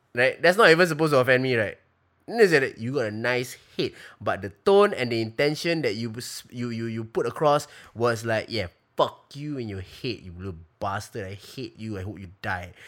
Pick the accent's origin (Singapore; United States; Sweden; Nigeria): Singapore; I'm Singaporean, we grew up in Singapore